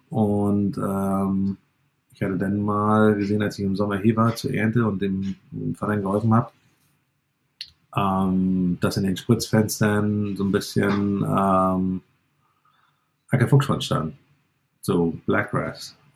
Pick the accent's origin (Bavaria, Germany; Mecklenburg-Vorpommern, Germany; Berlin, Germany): Mecklenburg-Vorpommern, Germany; Stralsund; also born or lived in Canada; Ich bin gebürtiger Stralsunder und ähm, ja, wollte eigentlich in Kanada leben und habe aber meine Frau nicht rübergekriegt. Und daher äh, ja, bin ich dann wieder zurückgekommen äh, nach 15 Jahren Kanada und ähm, ja, bin jetzt wieder hier auf dem Betrieb, wo ich groß geworden bin